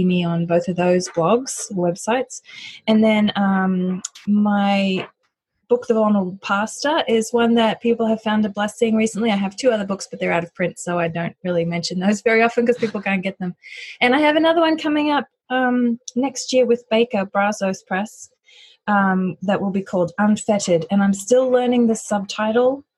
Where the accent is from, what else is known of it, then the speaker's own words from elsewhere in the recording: Australia; also born or lived in United States / United Kingdom; now in Cincinnati, United States; So I'm originally from Australia, but I've lived in the US and the UK for some time